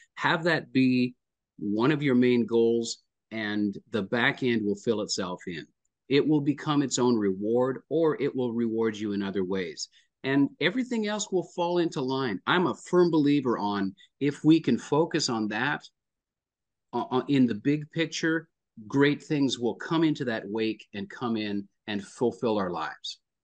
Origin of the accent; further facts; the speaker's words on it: Lloydminster, Alberta, Canada; now in Nashville, United States; a Canadian boy, born in, born in Lloydminster, Alberta